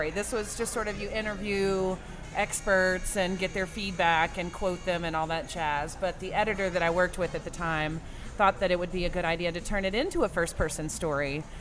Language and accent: English; Louisiana, United States; I'm from Louisiana. This is what we do.